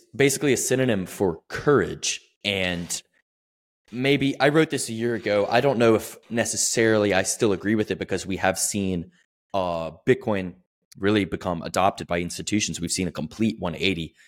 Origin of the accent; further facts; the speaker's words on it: the South, United States; I'm from the South, like, fairly conservative, right-wing